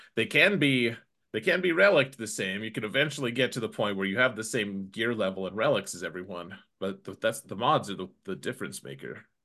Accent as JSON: {"language": "English", "country": "United States", "said": "an American"}